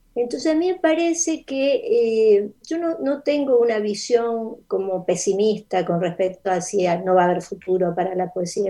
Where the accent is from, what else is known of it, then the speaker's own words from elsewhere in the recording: Mendoza, Argentina; first language Spanish; moved away; also born or lived in Rosario / United States; viví en Mendoza, eso es la, respuesta es que mi infancia es en Mendoza.